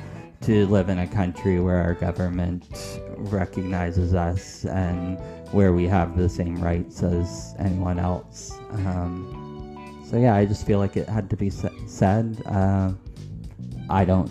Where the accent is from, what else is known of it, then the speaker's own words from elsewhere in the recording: Canada; we are Canadian.